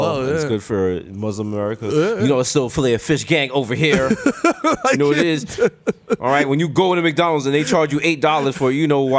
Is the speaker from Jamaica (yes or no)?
yes; Jamaica; I'm Jamaican.